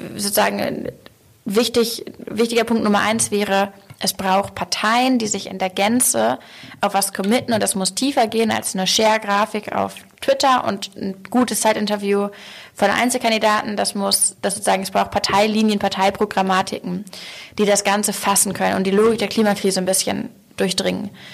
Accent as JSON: {"language": "German", "region": "Hamburg", "country": "Germany", "said": "ich spreche ja schon ja als Hamburgerin"}